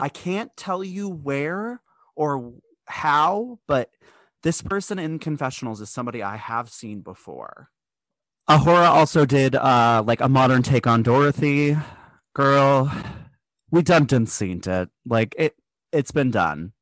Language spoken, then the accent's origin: English; United States; I'm American